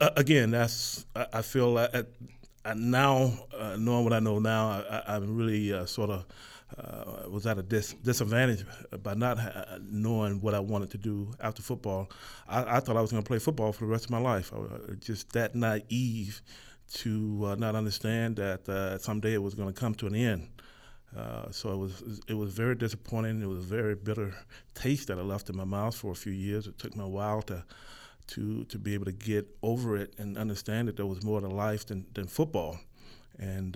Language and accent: English; DeLand, Florida, United States; moved away as an adult; also born or lived in Utah; now in Winnipeg, Canada; as a young red-blooded American boy growing up in Florida